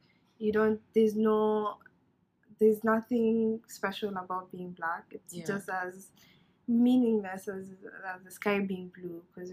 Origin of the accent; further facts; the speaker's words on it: Nairobi, Kenya; moved away as an adult; now in United States; I grew up in Nairobi, Kenya, and essentially I came to the US for my studies, so I've been here for 3+ years